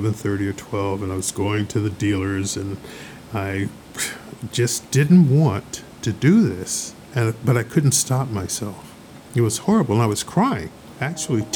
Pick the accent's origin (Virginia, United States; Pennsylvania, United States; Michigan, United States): Virginia, United States; York County; I was born in York County, Virginia, and I never tell my age, so years ago, in the 40s, maybe. Or 50s or something. But anyway, it was a small farm in Virginia. I lived with my great-grandmother